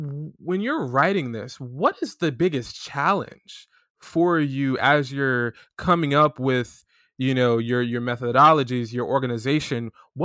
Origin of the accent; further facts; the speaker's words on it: Florida, United States; Because we're both from Florida.